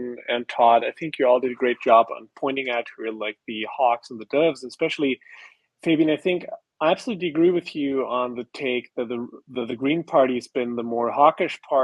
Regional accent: Austria; My home country of Austria

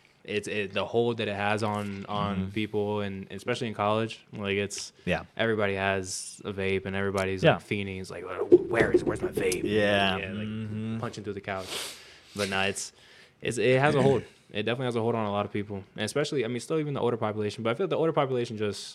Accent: Florida, United States; I mean, growing up in Florida, I'm just so used to like being out in the sun

